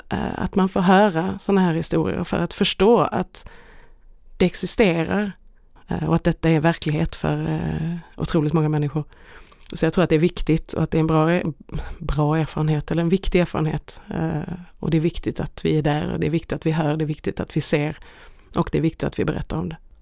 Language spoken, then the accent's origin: Swedish; Sweden; hemma i Sverige